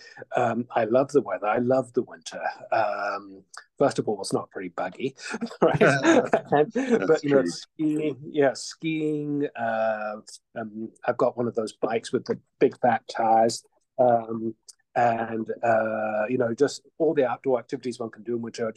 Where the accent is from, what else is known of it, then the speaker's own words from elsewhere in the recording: Johannesburg, Gauteng, South Africa; also born or lived in Edmonton, Canada / Vancouver, Canada; now in Whitehorse, Canada; all my life, I've lived in big cities, you know, Johannesburg